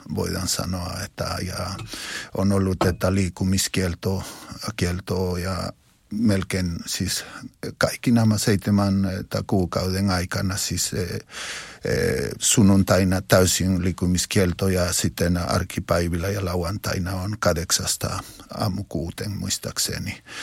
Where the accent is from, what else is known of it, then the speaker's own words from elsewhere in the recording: Huancayo, Junín, Peru; Finnish is a second language; moved away; seurakunta Jeesuksen Kotkat seurakunta mun kotikaupungissa Wankajossa